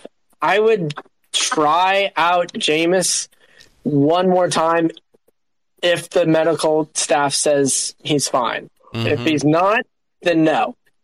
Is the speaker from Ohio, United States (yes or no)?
yes; Cincinnati, Ohio, United States; I'm from Cincinnati